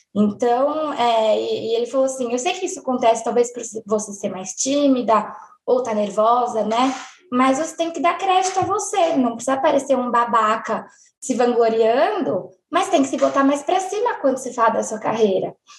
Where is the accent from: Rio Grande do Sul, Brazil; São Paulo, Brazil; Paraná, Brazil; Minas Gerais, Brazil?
São Paulo, Brazil; eu tenho 29 anos, e eu sou de São Paulo.